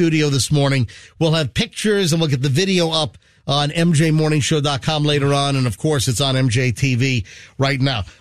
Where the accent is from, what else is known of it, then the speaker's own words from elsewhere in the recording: Tampa Bay, Florida, United States; We're from Tampa Bay